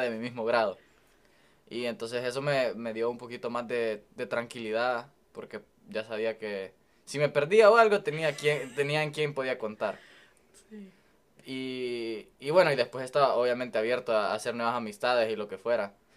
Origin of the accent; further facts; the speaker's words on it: El Salvador; moved away as an adult; now in United States; yo soy de El Salvador y pues crecí toda mi vida allá.